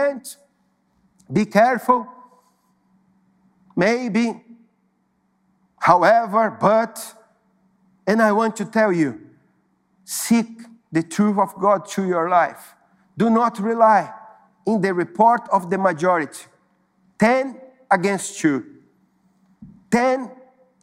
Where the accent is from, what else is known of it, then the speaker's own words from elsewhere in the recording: São Paulo, Brazil; moved away as an adult; also born or lived in Recife; I was living in São Paulo. São Paulo is my hometown